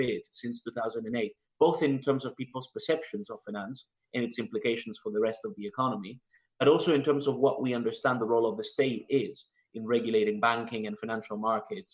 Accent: Spain; moved away as an adult; also born or lived in Canada / United Kingdom; now in Washington, D.C., United States; So I was born in Spain, born and raised. And then when I was 18, I moved to Canada

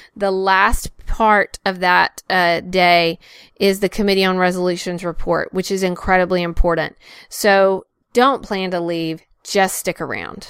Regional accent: North Carolina, United States; both, uh, North Carolina residents. So, uh, he, here from my home state

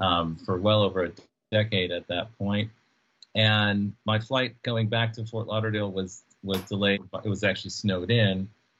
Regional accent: U.S. Virgin Islands; now in United States; We were born and raised in St. Croix.

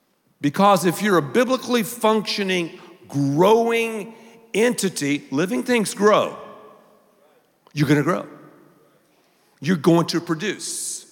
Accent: Texas, United States; I'm from Texas, man. We have toothpicks all the time.

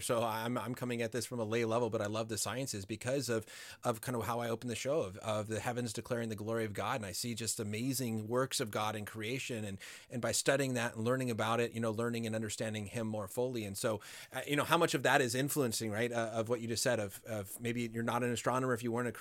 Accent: Colorado, United States; now in Los Angeles, United States; growing up in Colorado, but now living near Los Angeles

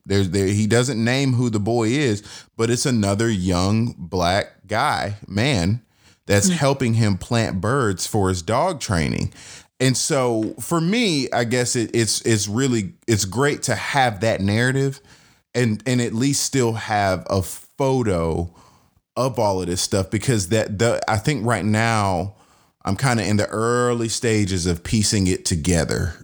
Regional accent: the South, United States; as a Southerner, there is a piece of spirituality, right? And almost superstition that kind of hangs around and if you grow up here

